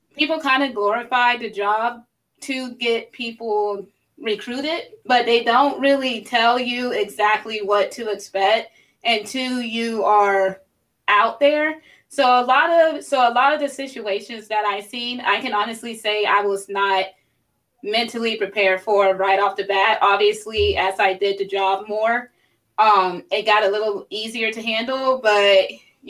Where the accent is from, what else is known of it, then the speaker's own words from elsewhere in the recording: Columbia, South Carolina, United States; moved away as an adult; now in Virginia, United States; I'm originally from Columbia, South Carolina